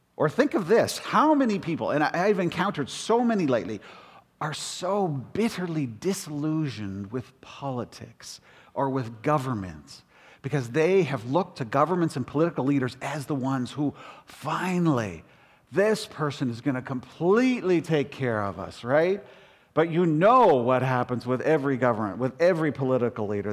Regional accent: Toronto, Ontario, Canada; moved away; also born or lived in Calgary / Western Canada / United States; I was raised up in Rexdale, in the hood of Rexdale

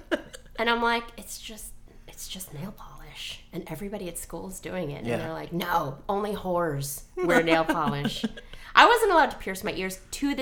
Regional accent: New York, United States; I grew up in New York.

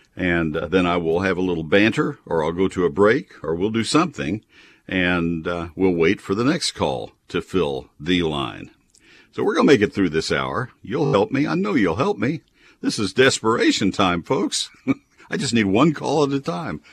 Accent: McKinney, Texas, United States; my hometown of McKinney

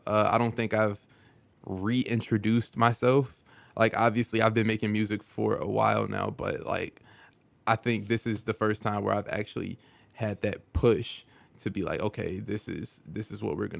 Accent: Chicago, Illinois, United States; Over East. I was on 66 in Stoney.

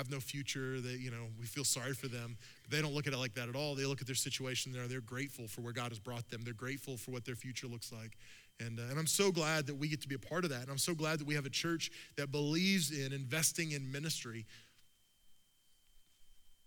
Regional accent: Oklahoma, United States; I'm from Oklahoma

